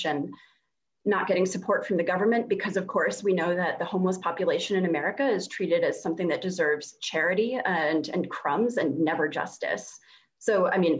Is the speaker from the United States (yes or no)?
yes; Massachusetts, United States; I'm from Massachusetts, where the winters are extremely cold